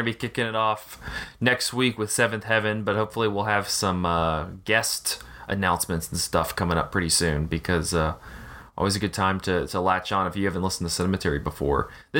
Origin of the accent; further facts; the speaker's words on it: the South, United States; I'm really excited to talk about that because we're all from the South.